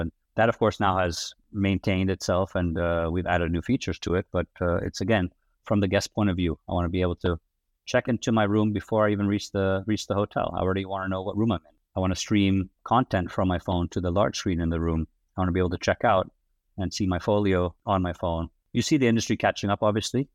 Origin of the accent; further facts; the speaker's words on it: outside of Amsterdam, North Holland, Netherlands; accent: American; moved away as an adult; also born or lived in United States / New York; I was, uh, born and raised in, uh, the Netherlands, outside of Amsterdam.